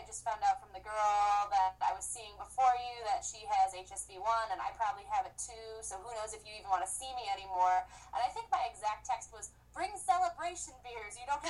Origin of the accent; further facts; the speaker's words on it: Midwest, United States; I'm from the Midwest